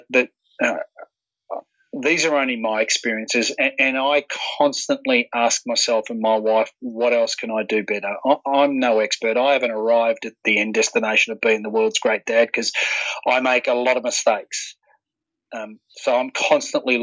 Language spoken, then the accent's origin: English; Warrnambool, Victoria, Australia; being a young kid growing up in Warrnambool